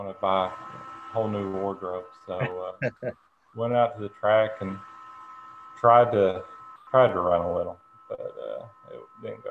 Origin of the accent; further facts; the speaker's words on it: Central Kentucky, United States; 35 years old, from Central Kentucky. Been here my whole life.